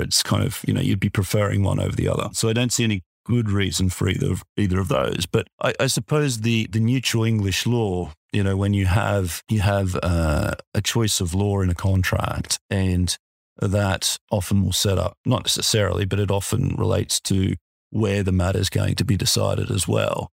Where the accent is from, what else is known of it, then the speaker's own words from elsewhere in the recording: Australia; accent: Australian; my accent